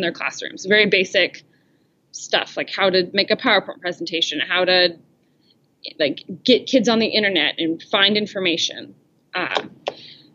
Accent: Kansas, United States; also born or lived in El Salvador; I'm from Kansas

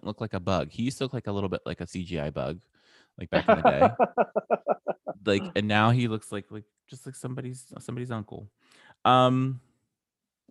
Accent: Ohio, United States; growing up in Ohio

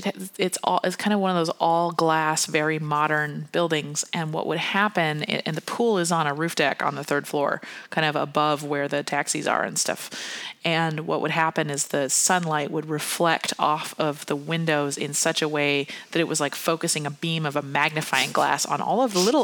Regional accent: the Northwest, Pacific Northwest, United States; we are wimps from the Northwest, where a hot day for us is about 75 degrees

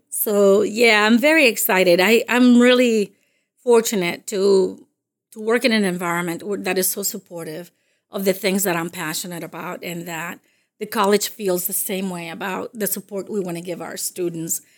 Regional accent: Dominican Republic; first language Spanish; English is a second language; also born or lived in Massachusetts; now in United States; I'm from the Dominican Republic, and, uh, I came to this country in the late seventies.

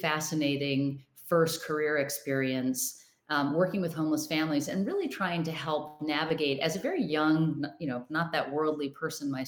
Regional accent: Rochester, Minnesota, United States; I grew up in Rochester, Minnesota.

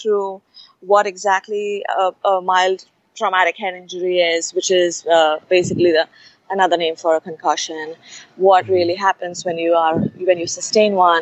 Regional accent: Mumbai, Maharashtra, India; moved away; I grew up in Bombay

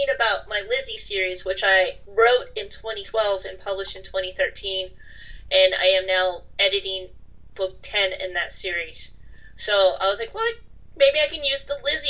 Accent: United States; also born or lived in Europe; I'm American. I did live in Europe for a while, but I'm still mostly American

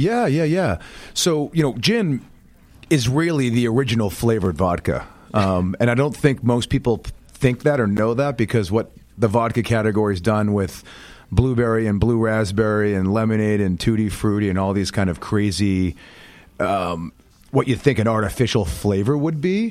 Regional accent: outside Boston, Massachusetts, United States; now in New York, United States; I'm a Northeaster, born and raised, grew up right, right outside Boston

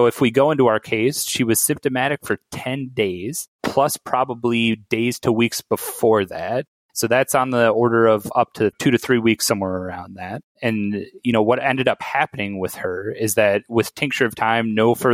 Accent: South Dakota, United States; moved away as an adult; now in Chicago, United States; I'm from South Dakota, so didn't really have great ties to Chicago

